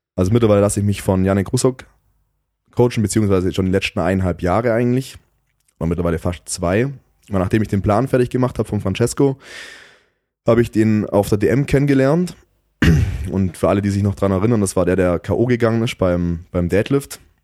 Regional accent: Southern Germany, Germany; bei uns in Süddeutschland

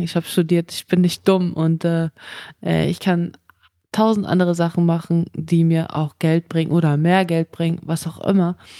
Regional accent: Germany; also born or lived in Kazakhstan; ich bin zwar in Kasachstan geboren, aber ich bin in Deutschland aufgewachsen

